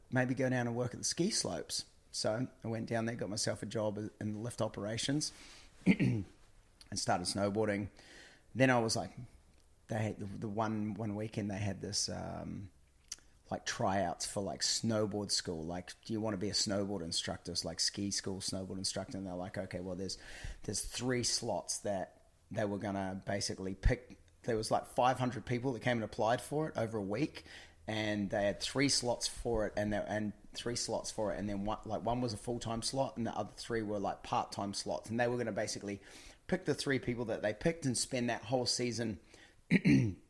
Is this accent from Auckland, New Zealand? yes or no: yes; just north of Auckland, New Zealand; moved away as an adult; also born or lived in Orlando, United States / California, United States; now in Australia; I grew up in New Zealand, just north of Auckland